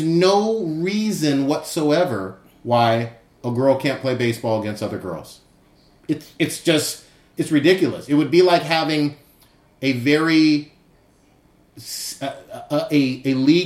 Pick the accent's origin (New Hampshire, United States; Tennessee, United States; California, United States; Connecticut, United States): California, United States; Fremont; I grew up in Fremont